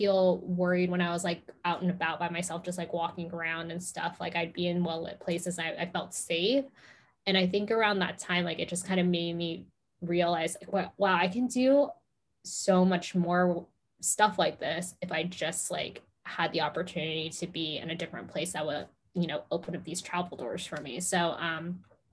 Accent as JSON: {"language": "English", "town": "Los Angeles", "region": "California", "country": "United States", "tie": "born or raised there", "also_born_or_lived": "Arizona", "moved": "as an adult", "lives_now": "London, United Kingdom", "said": "I was born and raised in Los Angeles"}